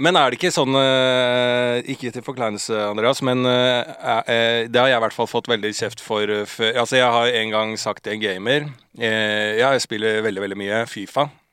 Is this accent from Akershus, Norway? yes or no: yes; Bærum, Akershus, Norway; på liksom Bærums Verk, Rykken-området der jeg vokste opp